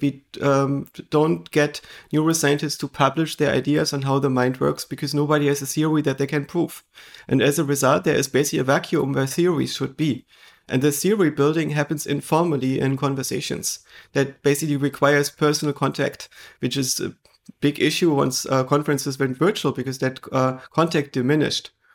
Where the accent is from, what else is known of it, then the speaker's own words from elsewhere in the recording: eastern Germany, Germany; I grew up in Eastern Germany